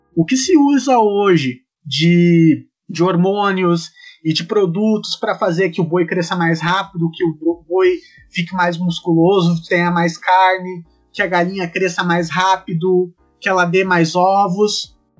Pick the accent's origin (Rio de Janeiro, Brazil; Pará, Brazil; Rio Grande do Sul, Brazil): Rio Grande do Sul, Brazil; Sapucaia do Sul; also born or lived in Erechim; eu sou natural de Sapucaí do Sul e eu só saí de, de Sapucaí pra ir morar em Erechim fazer minha graduação e acabei voltando posteriormente